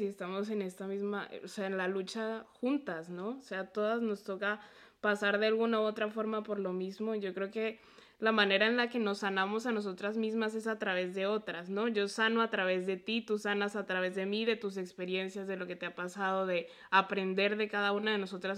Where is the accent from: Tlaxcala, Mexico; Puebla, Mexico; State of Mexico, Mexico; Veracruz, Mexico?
Puebla, Mexico; a town near; moved away; also born or lived in Colombia; yo crecí en un lugar donde nunca me sentí yo